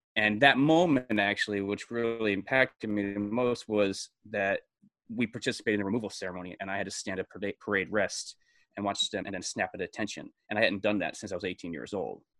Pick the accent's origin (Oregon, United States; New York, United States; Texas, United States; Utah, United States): New York, United States; Brewster; moved away as an adult; I was born in New York City, and then, uh, I was raised in a town sixty miles north of New York City called Brewster